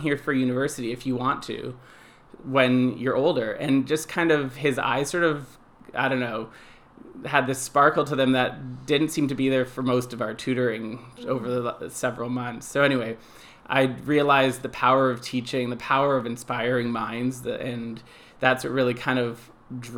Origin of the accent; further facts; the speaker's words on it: Toronto, Ontario, Canada; I grew up in Toronto. I've lived in Toronto my whole life, so I'm kind of a city boy